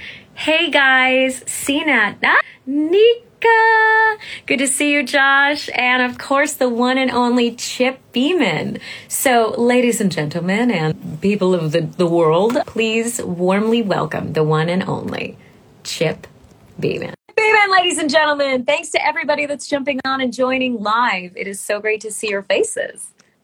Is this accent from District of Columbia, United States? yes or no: no; Massachusetts, United States; I grew up in Massachusetts.